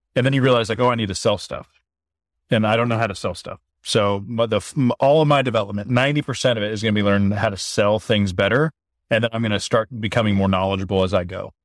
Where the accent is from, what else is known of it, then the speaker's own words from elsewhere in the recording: Oregon, United States; I grew up small town in Oregon